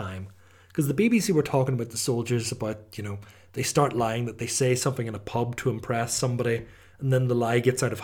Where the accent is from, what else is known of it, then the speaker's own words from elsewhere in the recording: Omagh, Northern Ireland, United Kingdom; my hometown